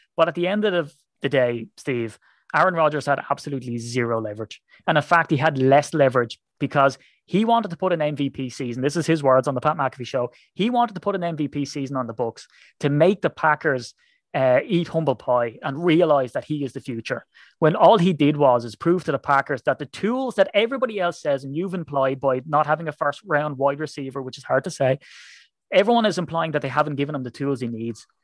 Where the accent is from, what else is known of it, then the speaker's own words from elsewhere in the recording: Ireland; I'm an Irishman